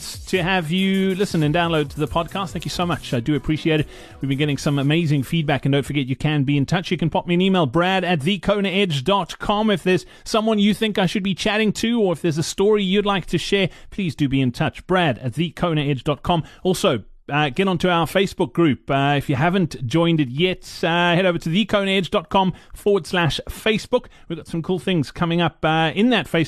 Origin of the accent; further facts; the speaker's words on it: South Africa; As a South African